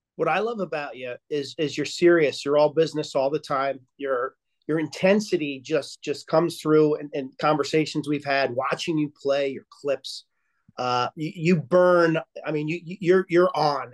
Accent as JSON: {"language": "English", "town": "Lynbrook", "region": "New York", "country": "United States", "tie": "born or raised there", "said": "I'm from Lynbrook, Long Island"}